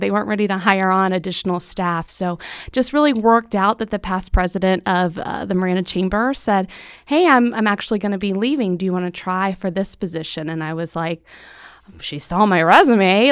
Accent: Central Florida, United States; moved away as an adult; also born or lived in Tallahassee, Florida; now in Marana, Arizona, United States; I grew up in Central Florida

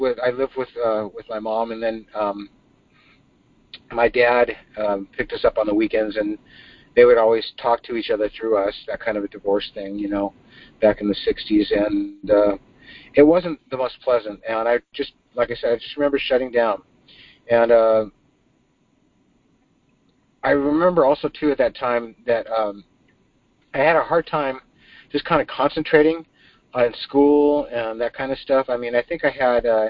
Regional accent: Inglewood, California, United States; I was born in Inglewood, California, in 1959

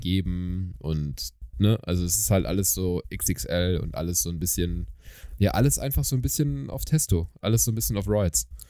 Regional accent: Germany; ich bin aus Deutschland.

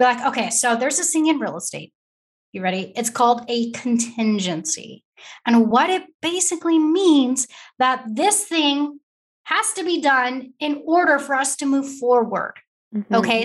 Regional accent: California, United States; now in Texas, United States; a Californian who moved to Texas

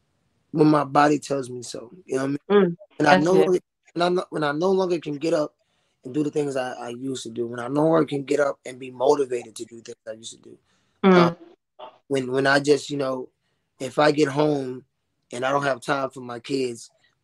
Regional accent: Tampa, Florida, United States; moved away

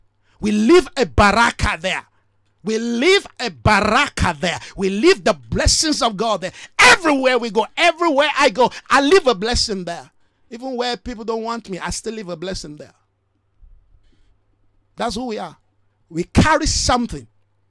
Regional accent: Nigeria; That's why I'm not disenfranchised as a Nigerian. No. They might be, oh, he's a Nigerian.

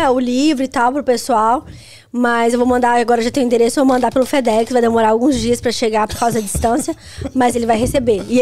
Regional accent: Belo Horizonte, Minas Gerais, Brazil; Hospital de Belo Horizonte que eu nasci.

